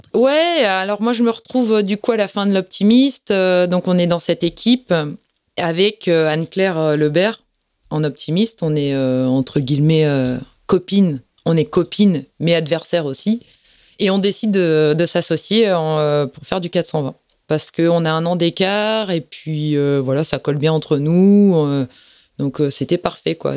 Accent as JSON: {"language": "French", "town": "Plougastel-Daoulas", "region": "Brittany", "country": "France", "tie": "born or raised there", "said": "je suis de Plougastel. J'ai passé toute ma vie à Plougastel."}